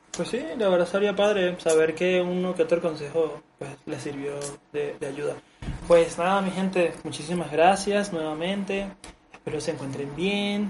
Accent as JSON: {"language": "Spanish", "country": "Venezuela", "tie": "born or raised there", "moved": "yes", "lives_now": "Mexico", "said": "Porque yo en Venezuela tuve una etapa de, de ligar, pero fue en la secundaria."}